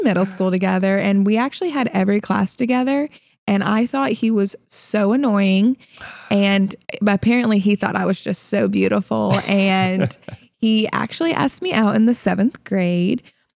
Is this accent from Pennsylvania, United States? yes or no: no; Illinois, United States; also born or lived in South Carolina; Yeah. So I was originally from Illinois, but I've lived in South Carolina, hence the accent that I apparently have now.